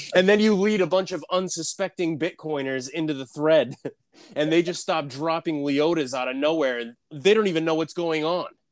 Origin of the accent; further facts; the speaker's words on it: outside of Boston, Massachusetts, United States; I grew up like outside of Boston